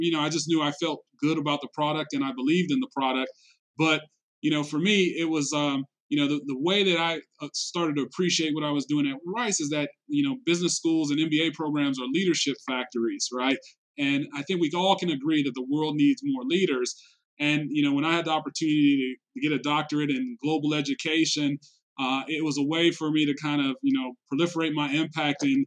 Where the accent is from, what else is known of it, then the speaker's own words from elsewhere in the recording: Detroit, Michigan, United States; moved away as an adult; also born or lived in Georgia / Houston / Hong Kong; I grew up in Detroit, you know, around the way.